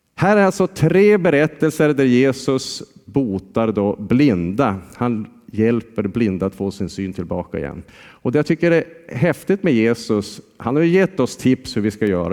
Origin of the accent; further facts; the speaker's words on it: Jokkmokk, Norrbotten County, Sweden; moved away as an adult; Jag är ju från Jokkmokk